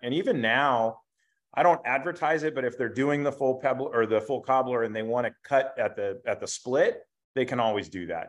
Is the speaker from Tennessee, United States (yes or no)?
no; Bakersfield, California, United States; also born or lived in Somalia; we moved back to Bakersfield. And yeah, I've lived here my whole life